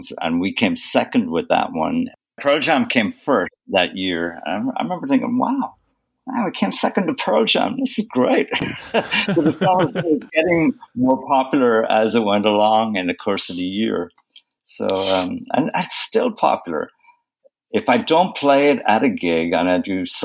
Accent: Ireland; moved away as an adult; now in United States; I grew up in Ireland

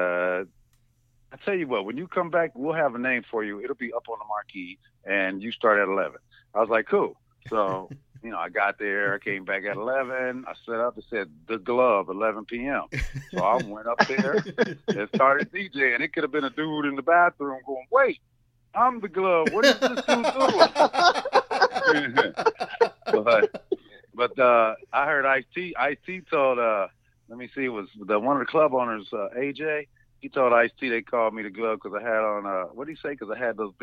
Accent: Los Angeles, California, United States; I'm from L.A. I was born on Hollywood Boulevard

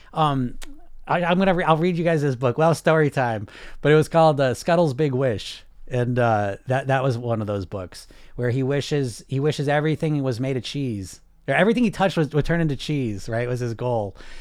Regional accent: United States; I'm from America

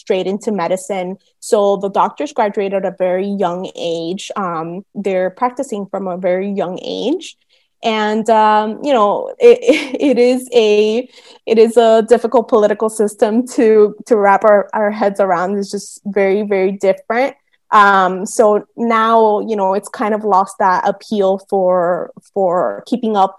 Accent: Miami, Florida, United States; also born or lived in Cuba / Boston / Puerto Rico / New Orleans; I spent those first 9 years of my life in Miami

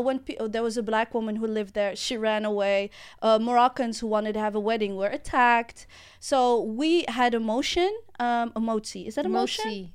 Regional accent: The Hague, South Holland, Netherlands; I'm from The Hague

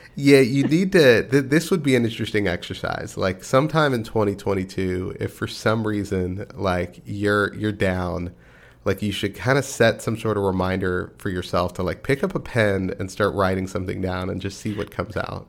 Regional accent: Texas, United States; I'm from Texas, and uh, you know we we do have, still have some pride in our state.

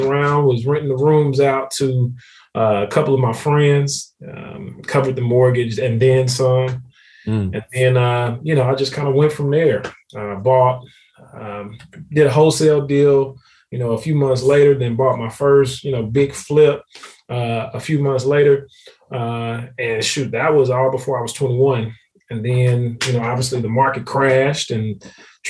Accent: Houston, Texas, United States; now in Dallas, United States; Houston, which is actually my hometown

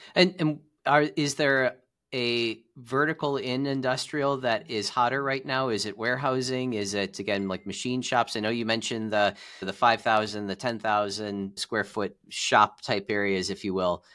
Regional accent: Cleveland, Ohio, United States; I'm from Cleveland, Ohio

